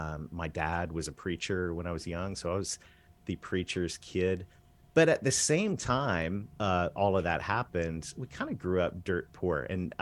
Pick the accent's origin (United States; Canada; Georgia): Canada; I did. Oh, yes, I'm a Canadian kid that married a Southern girl.